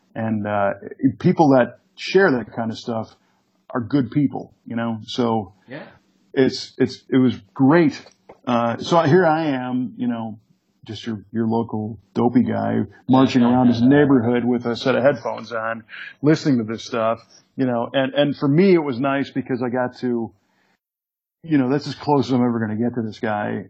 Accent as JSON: {"language": "English", "town": "Chicago", "region": "Illinois", "country": "United States", "tie": "born or raised there", "said": "when I grew up in the Chicago area"}